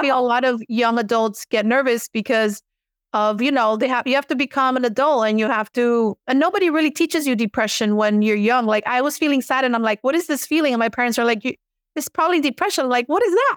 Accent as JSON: {"language": "English", "town": "Miami", "region": "Florida", "country": "United States", "tie": "born or raised there", "accent": "Miami Cuban American", "said": "I was born and raised in Miami, Florida."}